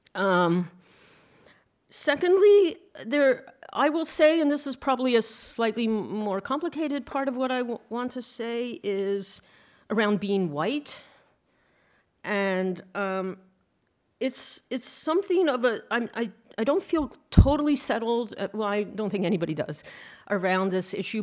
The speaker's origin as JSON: {"language": "English", "town": "Philadelphia", "region": "Pennsylvania", "country": "United States", "tie": "born or raised there", "said": "I was born in Philadelphia, Uni um, Pennsylvania"}